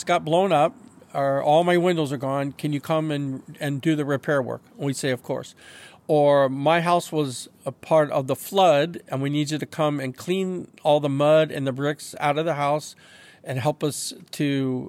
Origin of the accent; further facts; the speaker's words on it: Indiana, United States; So I'm from Indiana. And in Indiana, I'm a biker